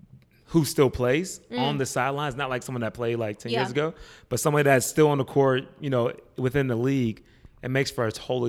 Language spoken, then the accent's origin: English; Pittsburgh, Pennsylvania, United States; I'm from Pittsburgh.